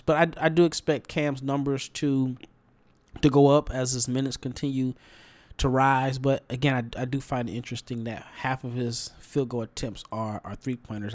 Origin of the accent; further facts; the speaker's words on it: Nebraska, United States; now in Dallas, United States; I'm from Nebraska. I moved to Texas to avoid the winters.